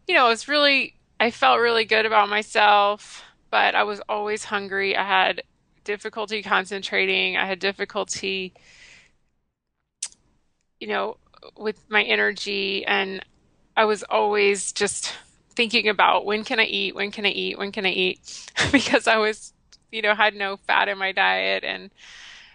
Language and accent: English; the South, United States; I grew up in the South and I grew up eating crappy standard American